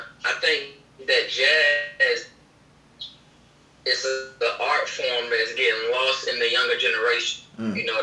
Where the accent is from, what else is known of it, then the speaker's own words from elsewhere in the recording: Chesapeake, Virginia, United States; also born or lived in Portsmouth, Virginia; right here from Chesapeake and Portsmouth, Virginia